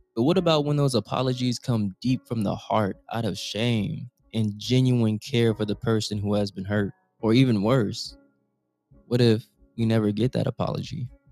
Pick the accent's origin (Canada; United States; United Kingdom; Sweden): United States; Oakland, California; I was from Oakland